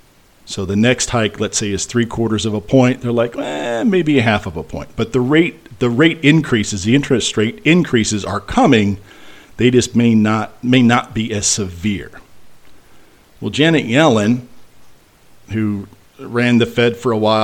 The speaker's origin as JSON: {"language": "English", "region": "Midwest", "country": "United States", "tie": "born or raised there", "moved": "yes", "said": "I grew up in the Midwest in Hurricane Alley"}